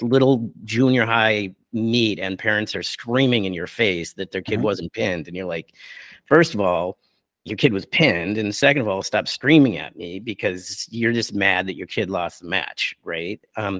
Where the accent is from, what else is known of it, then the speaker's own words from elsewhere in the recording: Buffalo, New York, United States; now in San Francisco, United States; I moved out to San Francisco from Buffalo, New York, and I took like about an eight-year break from it.